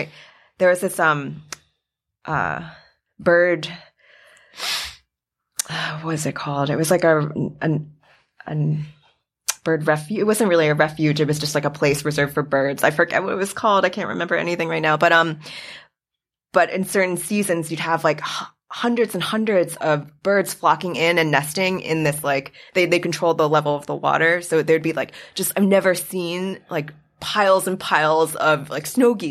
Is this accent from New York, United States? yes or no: yes; Queens, New York, United States; I grew up in Queens, so I didn't have like a ton of like forest experience.